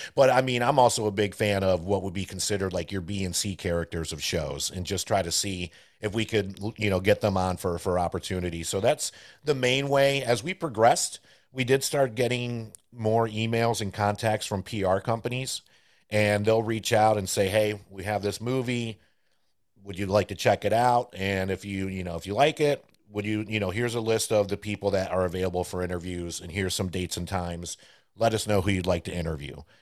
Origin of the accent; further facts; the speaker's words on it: Johnson City, New York, United States; first language Spanish; English is a second language; now in Greensboro, United States; I grew up in Johnson City, New York